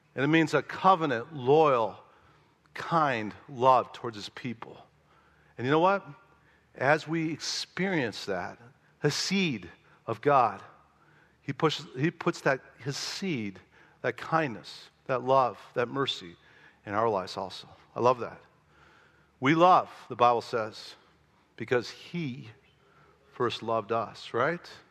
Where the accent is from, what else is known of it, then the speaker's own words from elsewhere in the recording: Chicago, Illinois, United States; I was from Chicago, never been to pig farm my whole life